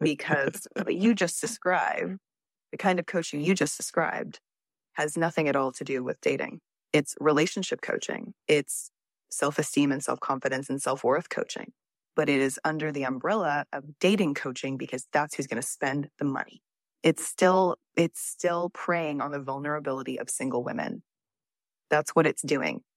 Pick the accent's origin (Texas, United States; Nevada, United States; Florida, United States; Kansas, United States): Texas, United States; I'm from Texas